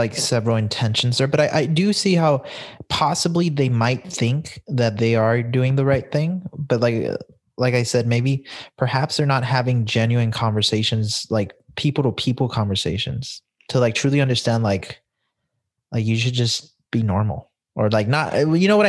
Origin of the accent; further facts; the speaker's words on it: El Paso, Texas, United States; I grew up in El Paso